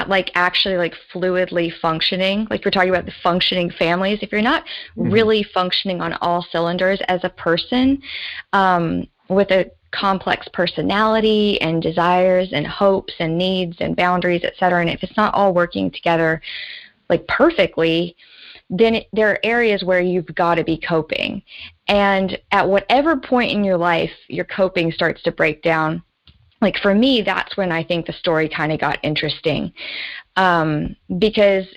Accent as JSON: {"language": "English", "region": "Georgia", "country": "United States", "also_born_or_lived": "Washington State", "moved": "yes", "said": "I was from the South, and I still really see my roots down in the South, in the southeastern United States, in Georgia"}